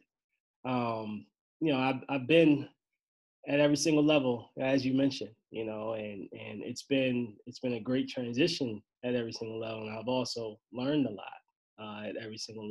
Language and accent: English; Maryland, United States; moved away as an adult; also born or lived in Baltimore, Maryland / Vermont; now in Binghamton, United States; I left my hometown, Maryland